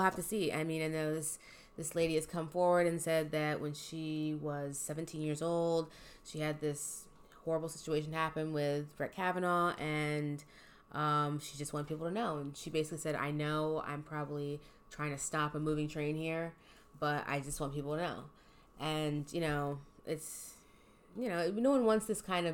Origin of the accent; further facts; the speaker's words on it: Philadelphia, Pennsylvania, United States; We're from Philly